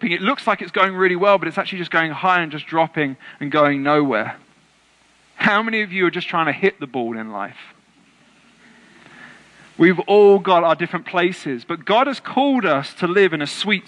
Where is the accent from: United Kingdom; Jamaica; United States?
United Kingdom; England